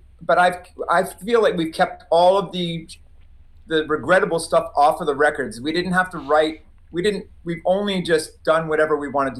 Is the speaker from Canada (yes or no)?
yes; Maritime provinces, Canada; I come from the Maritime Provinces. I was raised Catholic